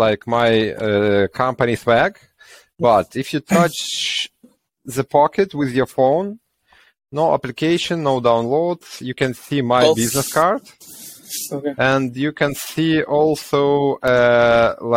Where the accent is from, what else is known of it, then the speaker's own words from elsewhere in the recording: Ukraine; we are from Ukraine